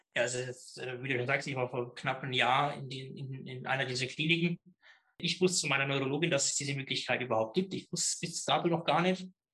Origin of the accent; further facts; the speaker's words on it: Middle Franconia, near Schwabach, Bavaria, Germany; accent: Middle Franconian; komme aus Mittelfranken, aus einem kleinen Ort, äh, Rohe bei Schwabach und Schwabach wiederum in der Nähe von Nürnberg, ein richtiger Mittelfranke lässt sich vom Dialekt auch nicht ganz so verbergen.